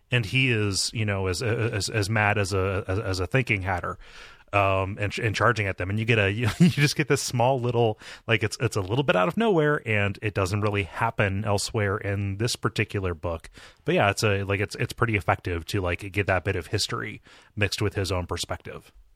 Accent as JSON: {"language": "English", "region": "Ohio", "country": "United States", "tie": "born or raised there", "said": "my home state"}